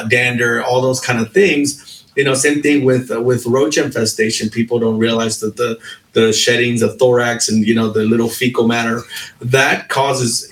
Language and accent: English; Long Beach, California, United States; I grew up in Long Beach as well.